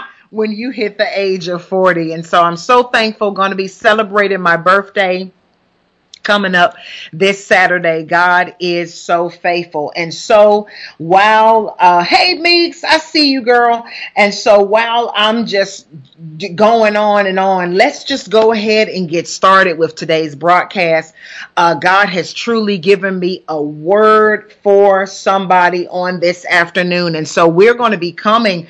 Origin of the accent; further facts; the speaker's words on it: Huntsville, Alabama, United States; accent: country; moved away as an adult; also born or lived in Columbus, Ohio; now in Bermuda; I'm born and raised from Huntsville, Alabama. And so that's why you hear the country accent that's coming